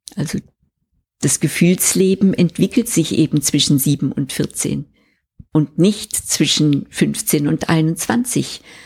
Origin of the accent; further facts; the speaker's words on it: Switzerland; bei uns in der Schweiz